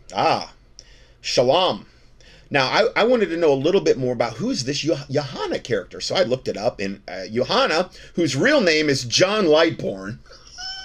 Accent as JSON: {"language": "English", "region": "Ohio", "country": "United States", "said": "I was from Ohio"}